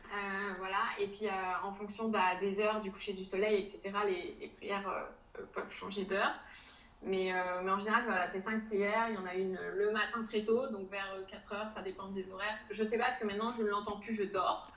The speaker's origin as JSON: {"language": "French", "area": "a small town near Dunkirk", "region": "Hauts-de-France", "country": "France", "also_born_or_lived": "Jordan", "moved": "as an adult", "said": "je viens du nord de la France dans une petite ville à côté de Dunkerque. Euh, et euh, avant ça, j'ai euh, toujours vécu en France"}